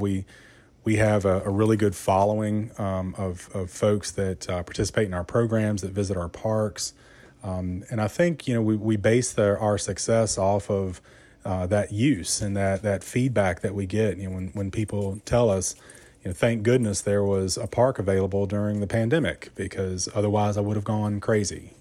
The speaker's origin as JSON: {"language": "English", "town": "Buena Vista", "region": "Virginia", "country": "United States", "tie": "born or raised there", "moved": "as an adult", "lives_now": "Roanoke, United States", "said": "I grew up in Rockbridge County, uh, which is, uh, just, uh, about an hour north of here in a small little town, Buena Vista."}